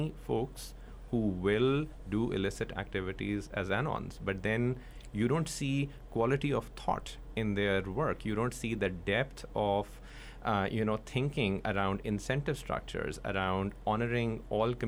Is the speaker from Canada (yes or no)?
no; Pakistan; I'm from Pakistan